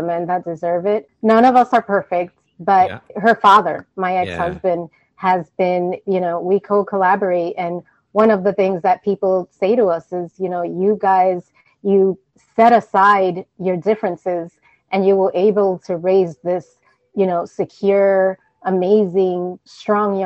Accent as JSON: {"language": "English", "region": "New York", "country": "United States", "tie": "born or raised there", "said": "I am the daughter of Dominican immigrants. I was born and raised in New York."}